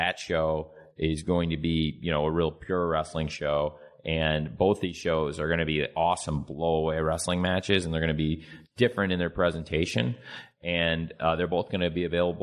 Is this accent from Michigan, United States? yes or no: no; Jacksonville, Florida, United States; my hometown, Jacksonville, Florida